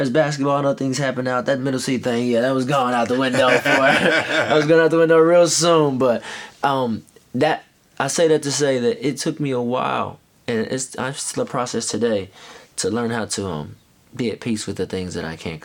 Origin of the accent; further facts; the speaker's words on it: Knoxville, Tennessee, United States; moved away; also born or lived in Chicago / Florida / New York; I'm from Knoxville, Tennessee